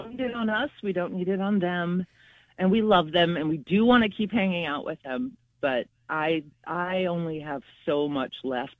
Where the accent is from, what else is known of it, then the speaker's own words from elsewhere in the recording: the South, United States; Southern. I come from the South.